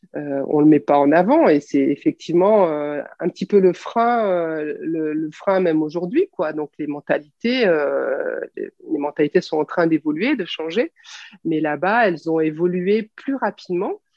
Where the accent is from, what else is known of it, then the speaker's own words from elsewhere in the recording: France; on est française ou européenne